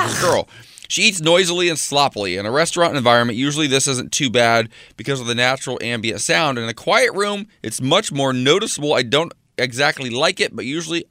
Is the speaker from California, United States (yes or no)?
no; Ohio, United States; I come from Ohio, where everything is like 50 shades of gray, and you only use salt and pepper. So it's I didn't grow up with like the most exciting food in the world